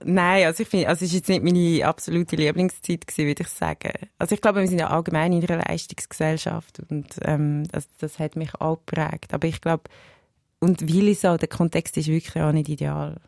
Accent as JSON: {"language": "German", "town": "Willisau", "region": "Lucerne", "country": "Switzerland", "tie": "born or raised there", "also_born_or_lived": "Schwamendingen, Zurich", "said": "ich bin zuerst in Schamending aufgewachsen, die ist acht Jahre und dann nach Willisau gegangen"}